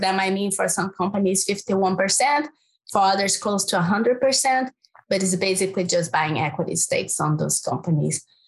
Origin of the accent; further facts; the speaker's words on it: Brazil; English is a second language; moved away; I'm from Brazil, in case people didn't notice my accent